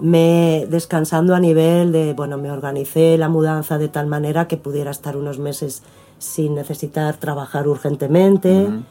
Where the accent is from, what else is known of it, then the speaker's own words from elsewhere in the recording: Madrid, Community of Madrid, Spain; moved away as an adult; also born or lived in Buenos Aires, Argentina; now in Argentina; yo me crié en Madrid